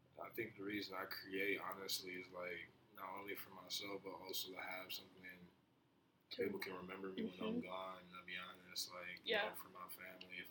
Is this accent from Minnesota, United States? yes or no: yes; Minneapolis, Minnesota, United States; also born or lived in New Jersey; growing up in South Minneapolis